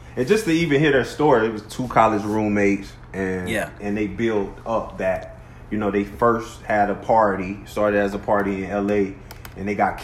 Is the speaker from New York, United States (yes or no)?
no; Orlando, Florida, United States; because I'm from Orlando.